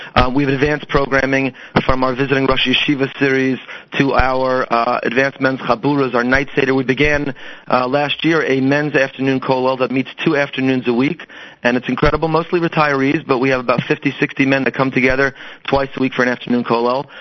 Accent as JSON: {"language": "English", "town": "Teaneck", "region": "New Jersey", "country": "United States", "moved": "yes", "lives_now": "Boca Raton, United States", "said": "Teaneck, New Jersey"}